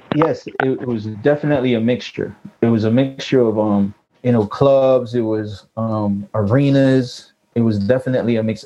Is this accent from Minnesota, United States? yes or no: no; New York, United States; I grew up in New York